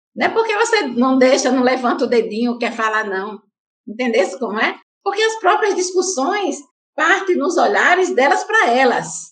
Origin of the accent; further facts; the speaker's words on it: Santa Rita, Paraíba, Brazil; Eu sou de Santa Rita, né? A cidade aqui vizinha que é a João Pessoa